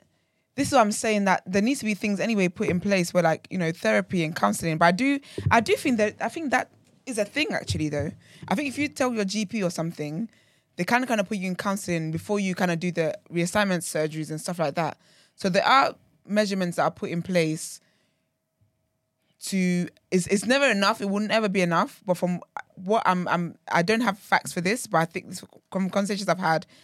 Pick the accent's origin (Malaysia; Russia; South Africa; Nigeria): Nigeria; I say, Abby, I'm so Nigerian, bloody hell.